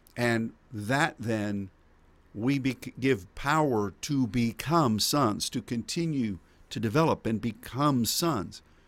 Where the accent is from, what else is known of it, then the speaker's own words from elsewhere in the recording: United States; as an American